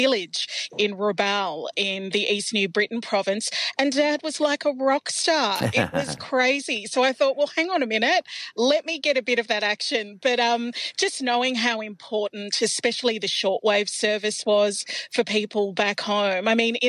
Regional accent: Melbourne, Victoria, Australia; also born or lived in Papua New Guinea; I was born and bred in Melbourne here in Australia, but being able to connect with and hear, you know, snippets of my language, but also my people's stories

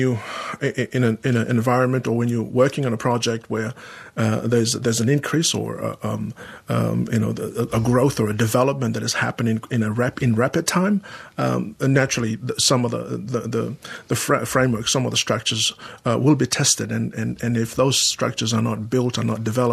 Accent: Sydney, New South Wales, Australia; At that time, there wasn't a lot of Pacific Islanders where I grew up in Sydney. I started off in Sydney.

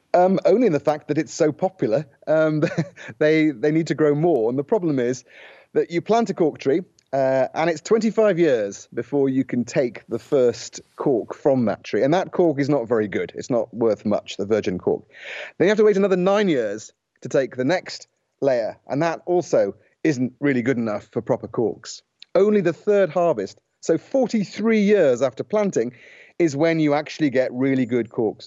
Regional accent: United Kingdom; moved away as an adult; now in Portugal; I'm British

